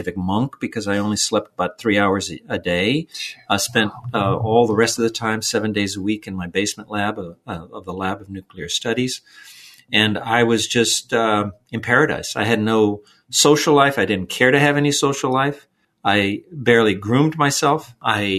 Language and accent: English; Los Angeles, California, United States; a little kid from East